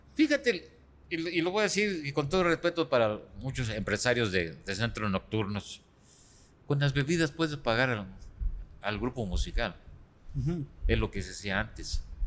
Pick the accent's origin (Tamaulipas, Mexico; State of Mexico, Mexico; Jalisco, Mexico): Jalisco, Mexico; Guadalajara; donde yo nací, de, Jalisco, de Guadalajara, Jalisco.